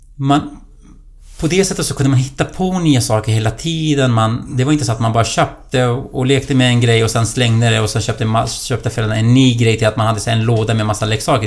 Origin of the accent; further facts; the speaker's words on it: Duhok, Kurdistan Region, Iraq; moved away as an adult; now in Solna, Sweden; Jag kommer ju från eh, eh en stad som heter Dohuk i irakiska Kurdistan. Det är där jag är född.